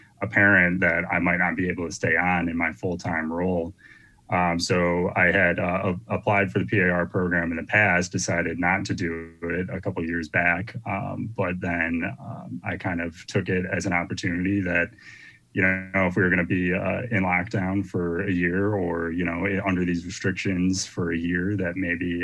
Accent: St. Charles, United States; I was actually working for the St. Charles History Museum, my hometown museum, as the marketing manager there

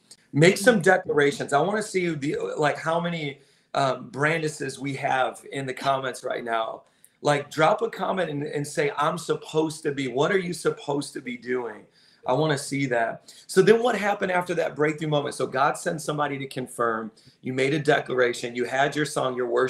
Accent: Indiana, United States; Well, listen, I came from Indiana. And so you were in Memphis. I was in Indiana. I kept telling everybody I'm moving to New York City.

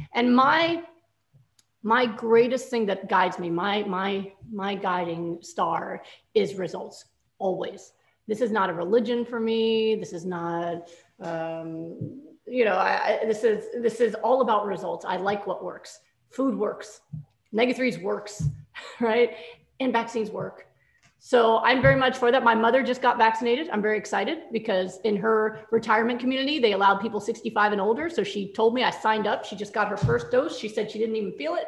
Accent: New York, United States; I'm from New York

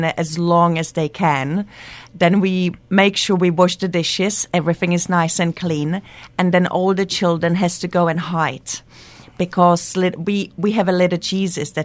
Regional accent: Liberec, Liberec Region, Czechia; English is a second language; now in United Kingdom; Liberec, which is my hometown

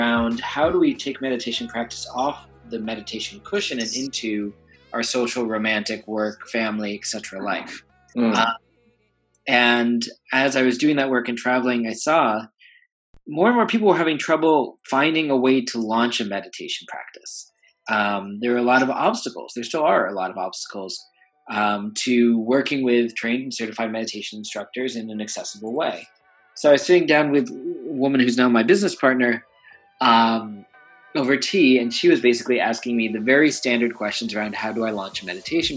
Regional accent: New York City, New York, United States; I was born and raised here in New York

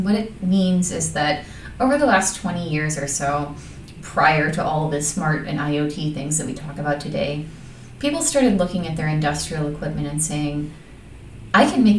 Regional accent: Chicago, Illinois, United States; I'm from Chicago, Illinois, in the United States

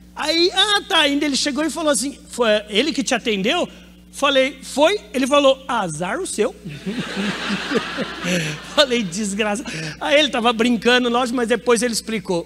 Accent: Campinas, São Paulo, Brazil; Sou de Campinas, interior de São Paulo.

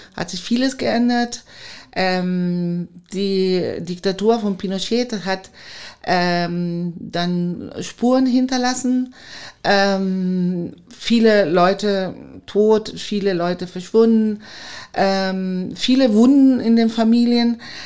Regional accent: Chile; German is a second language; moved away as an adult; now in Cottbus, Germany; ich aus Chile kam, war ich in Cottbus bekannt, dass eine chilenische Hebamme im Kreissaal ist

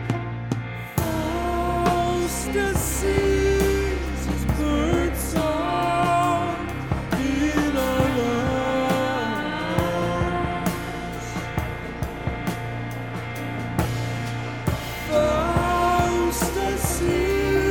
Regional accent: Denver, Colorado, United States; moved away as an adult; now in Syracuse, United States; I'm originally from Denver

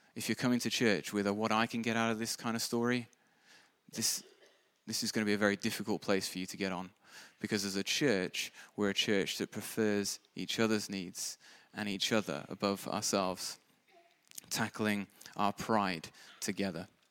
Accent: United Kingdom; we're all British

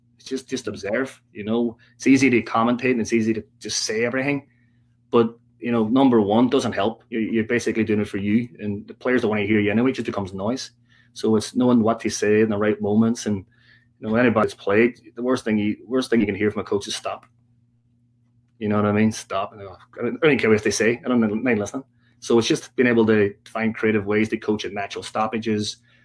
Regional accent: Ireland; I mean, you know, we're Irish.

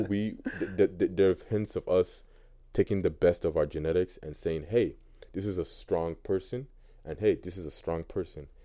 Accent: United States; also born or lived in Nigeria; I grew up in America.

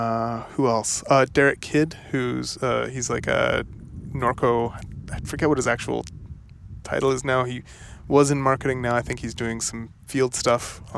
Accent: Oliver, British Columbia, Canada; I'm from Oliver.

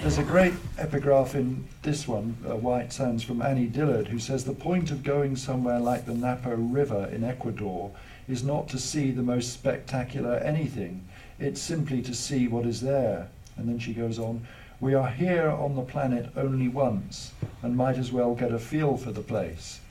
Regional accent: England, United Kingdom; I am English

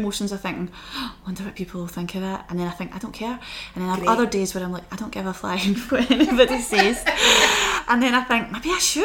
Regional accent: Glasgow, Scotland, United Kingdom; born or raised there; moved away as an adult; also born or lived in United States

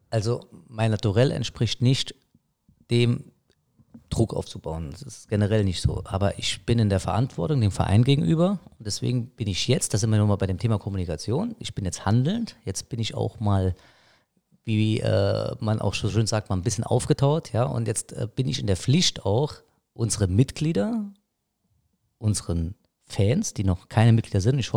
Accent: Saarbrücken, Saarland, Germany; Wir, wir sind Saarbrücker, ja, ich bin a Saarbrücker.

